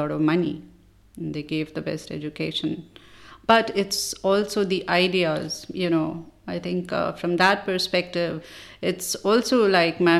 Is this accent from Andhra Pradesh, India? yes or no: no; Delhi, India; also born or lived in Hyderabad, India; I was born in Hyderabad. Which is in southern India. And then we moved to Delhi when I was in class 3. And the rest of the time, basically I grew up in Delhi.